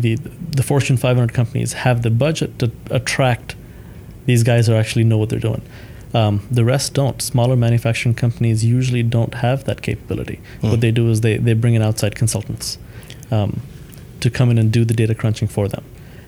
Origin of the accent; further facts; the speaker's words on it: Thailand; also born or lived in India; So my family moved from India to Thailand mm-hmm. when I was three, and I grew up in Thailand.